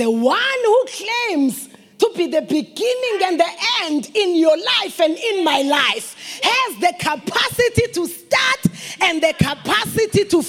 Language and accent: English; Delmas, Mpumalanga, South Africa; We are from Delmas. We have a road there